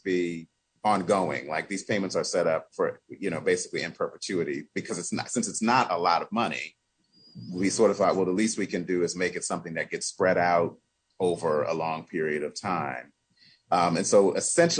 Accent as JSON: {"language": "English", "country": "United States", "tie": "born or raised there", "said": "I was born in the United States of America. Generation and generation and generation before me and my family on both sides of my family were born here"}